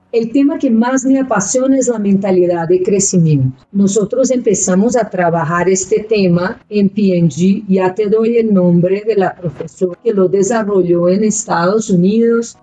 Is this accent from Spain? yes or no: no; Belo Horizonte, Minas Gerais, Brazil; Spanish is a second language; moved away as an adult; also born or lived in Peru / China; now in Bogotá, Colombia; yo nací ahí y yo crecí en Belo Horizonte, en Brasil